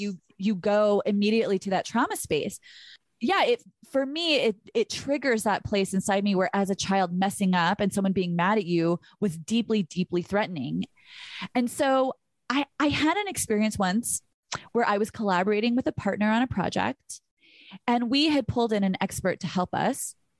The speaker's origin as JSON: {"language": "English", "town": "Burbank", "region": "California", "country": "United States", "said": "I was from Burbank, where literally nothing ever happens"}